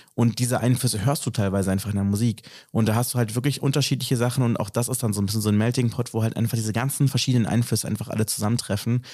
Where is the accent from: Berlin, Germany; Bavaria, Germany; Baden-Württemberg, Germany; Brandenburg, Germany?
Berlin, Germany; mich als Berliner identifiziere